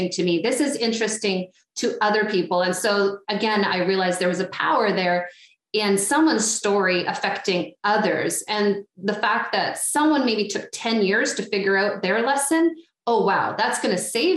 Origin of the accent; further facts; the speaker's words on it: Ottawa, Ontario, Canada; I am from Ottawa originally